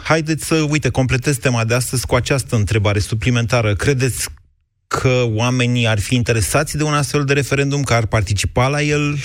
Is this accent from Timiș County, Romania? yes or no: yes; Timișoara, Timiș County, Romania; now in Bucharest, Romania; Sunt din Timișoara, dar locuiesc